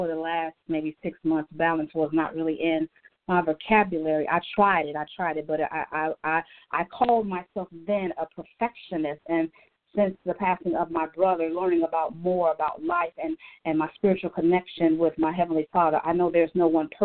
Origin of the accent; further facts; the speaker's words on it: Gary, Indiana, United States; moved away as an adult; now in Atlanta, United States; I am a native from Gary, Indiana